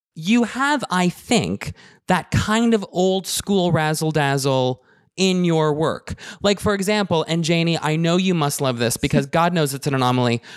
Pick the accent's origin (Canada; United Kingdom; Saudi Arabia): Canada; me being Canadian